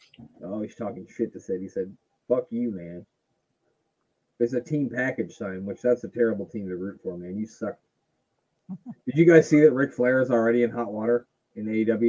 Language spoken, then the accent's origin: English; United States; I'm American